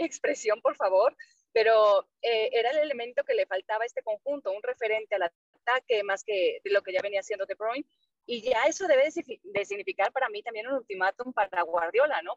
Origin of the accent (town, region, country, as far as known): Mexico